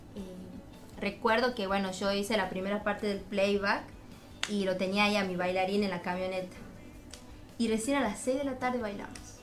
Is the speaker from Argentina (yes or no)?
yes; Tucumán, Argentina; soy muy tucumana